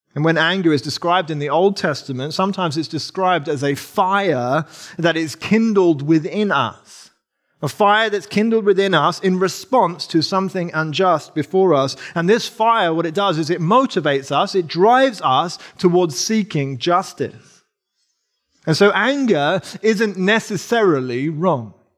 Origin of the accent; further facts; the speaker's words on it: England, United Kingdom; accent: English; Sarah and I, if you can't tell from my accent and the way that I say wrath instead of wrath, um, we're, we're English